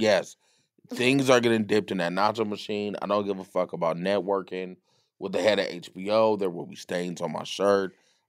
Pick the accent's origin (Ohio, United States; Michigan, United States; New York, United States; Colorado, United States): Ohio, United States; Cleveland; also born or lived in Southern California; now in California, United States; I'm from Cleveland, Ohio.